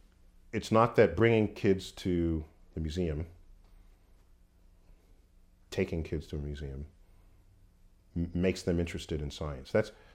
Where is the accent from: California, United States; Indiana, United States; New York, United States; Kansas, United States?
New York, United States; New York City; Born and raised in New York City.